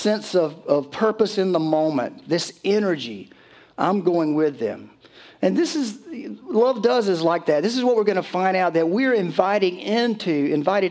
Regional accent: Conway, South Carolina, United States; Conway's on my mind. That's my hometown

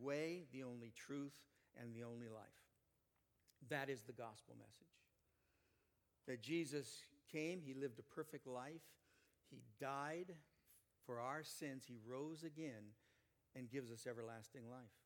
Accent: Canby, Oregon, United States; I'm from Canby, Oregon

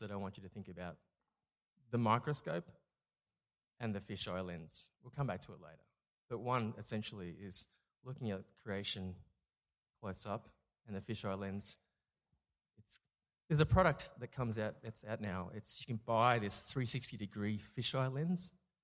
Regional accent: Singapore; also born or lived in France / Canberra, Australia; now in Melbourne, Australia; I was born in Singapore from Chinese parents

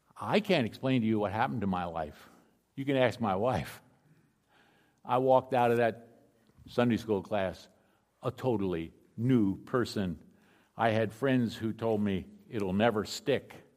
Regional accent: Philadelphia, Pennsylvania, United States; I grew up in Philadelphia.

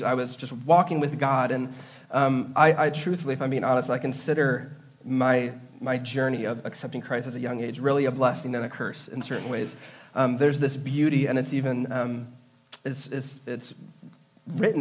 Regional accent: Redford, Michigan, United States; I grew up in Redford, near Detroit

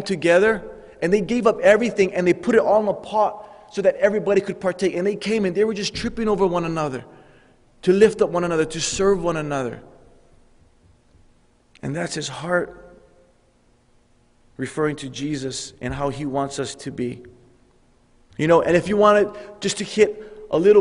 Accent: Hawaii, United States; growing up in Hawaii, I had a Samoan friend.

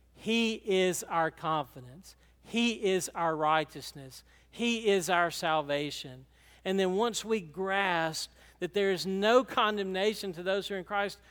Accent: Franklin, Georgia, United States; We were from Franklin

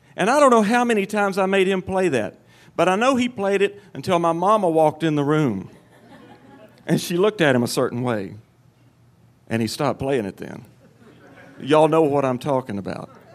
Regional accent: Cottage Grove, Tennessee, United States; I was eight years old, and I lived in my hometown of Cottage Grove, Tennessee.

